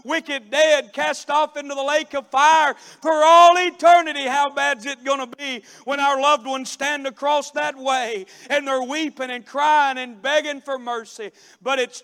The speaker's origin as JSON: {"language": "English", "town": "Cornelia", "region": "Georgia", "country": "United States", "tie": "born or raised there", "also_born_or_lived": "Daytona Beach, Florida", "said": "My dad has a successful construction business back in my hometown, and he built a house when I was in high school for a very, very successful company business there in Cornelia, Georgia"}